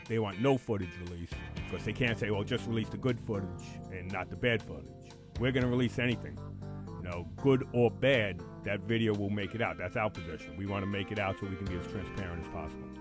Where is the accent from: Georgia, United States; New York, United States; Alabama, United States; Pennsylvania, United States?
New York, United States; New York City; I'm a Bronx kid. Born and raised in the Bronx.